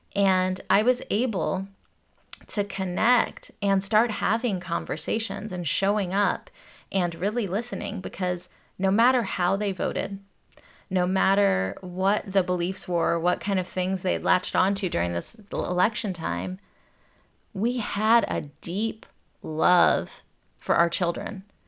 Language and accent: English; Atlanta, Georgia, United States; When I grew up in Atlanta, Georgia, it's a black and white South, and I came from Indian immigrant parents.